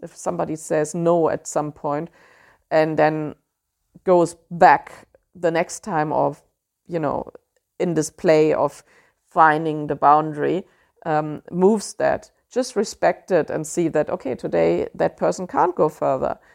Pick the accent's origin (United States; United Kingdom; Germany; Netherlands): Germany; accent: German; English is a second language; I know my German accent always comes through there